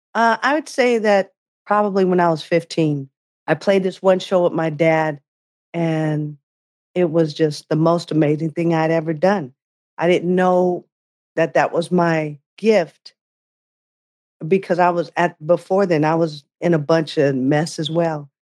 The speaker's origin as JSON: {"language": "English", "area": "Bay Area", "region": "California", "country": "United States", "tie": "born or raised there", "said": "growing up in the Bay Area"}